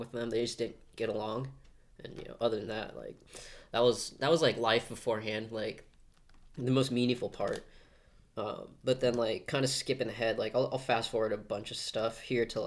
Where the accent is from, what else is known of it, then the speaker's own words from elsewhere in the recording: Glendale, Arizona, United States; early life, I grew up here in Glendale